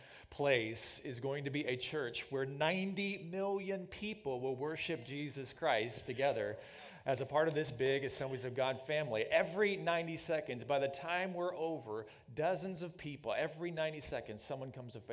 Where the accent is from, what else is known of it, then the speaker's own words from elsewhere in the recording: Oklahoma, United States; moved away as an adult; also born or lived in Missouri / Northeast Ohio; We're both from the lower Midwest. I'm from Oklahoma